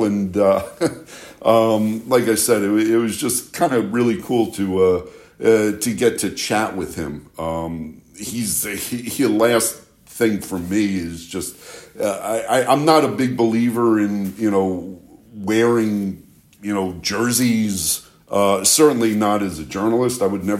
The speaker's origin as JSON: {"language": "English", "town": "New York City", "region": "New York", "country": "United States", "tie": "born or raised there", "said": "I did grow up an Islander fan, even though I grew up in Manhattan."}